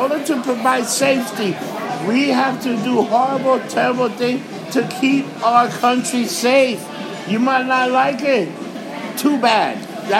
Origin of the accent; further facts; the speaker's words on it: New York City, New York, United States; I was born and raised in New York.